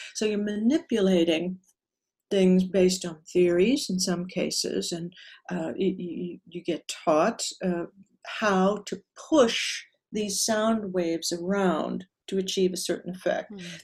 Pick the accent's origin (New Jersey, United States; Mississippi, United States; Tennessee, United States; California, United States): California, United States; Southern; also born or lived in Hollywood; was born and raised in Southern California, about 45 miles outside of Los Angeles